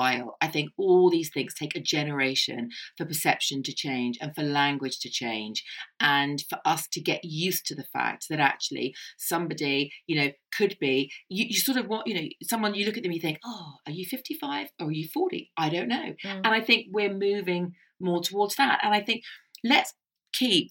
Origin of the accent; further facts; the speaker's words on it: Ireland; I'm Irish.